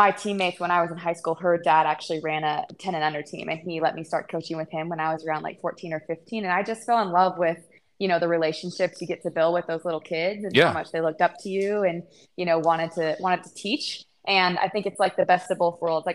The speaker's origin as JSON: {"language": "English", "region": "Northern California", "country": "United States", "tie": "born or raised there", "also_born_or_lived": "Utah / Texas", "moved": "as an adult", "lives_now": "Arlington, United States", "said": "I grew up in Northern California, and so kind of a smaller area."}